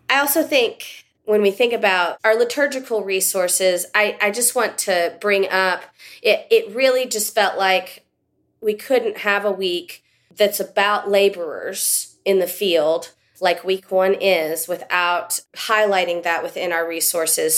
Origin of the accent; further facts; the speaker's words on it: West Texas, United States; I grew up living in West Texas